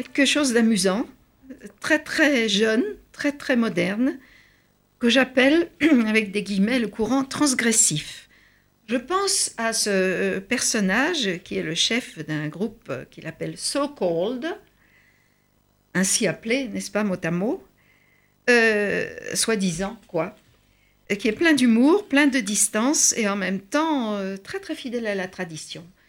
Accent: France; chez nous, en France

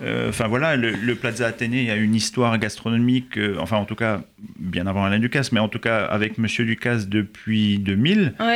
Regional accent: eastern France, France; now in Paris, France; nous, on est de l'Est de la France et donc on est, on est assez loin de la mer

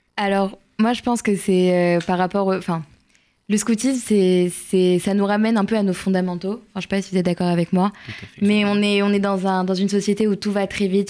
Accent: Nancy, Grand Est, France; moved away as an adult; now in Paris, France; je viens de Nancy, euh, donc un petit groupe de province, et je suis venue à Paris donc pour mes études

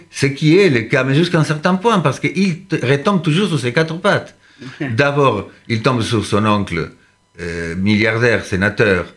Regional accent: Argentina; now in France; je suis né en Argentine

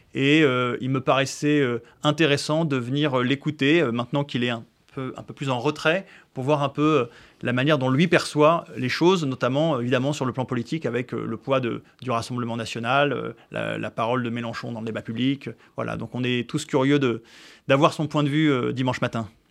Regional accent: France; en tant que Français juifs

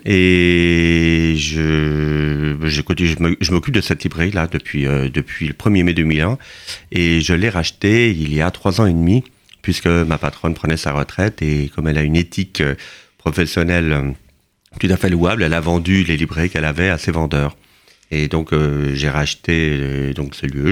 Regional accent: Canada; moved away as an adult; also born or lived in Le Mans, France; now in Paris, France; Je suis né au Mans et j'ai grandi au Canada

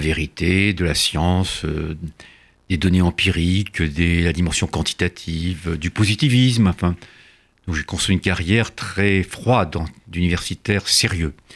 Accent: France; also born or lived in Sénac, near Tarbes (hidden as a child); je suis français de déclaration

